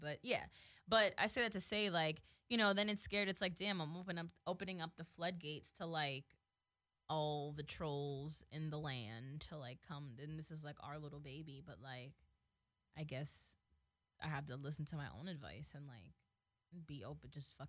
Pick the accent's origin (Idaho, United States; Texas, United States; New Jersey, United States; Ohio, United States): New Jersey, United States; now in Los Angeles, United States; I'm from Jersey.